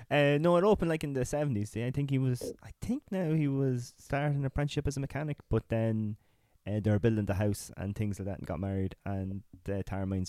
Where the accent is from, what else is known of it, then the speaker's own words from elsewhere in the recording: Drogheda, Leinster, Ireland; I was born in Drogheda.